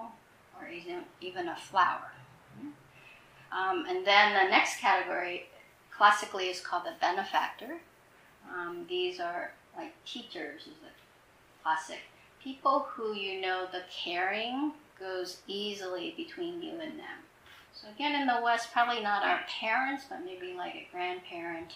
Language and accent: English; Vietnam; moved away; I grew up in Vietnam. I left in the Vietnam War.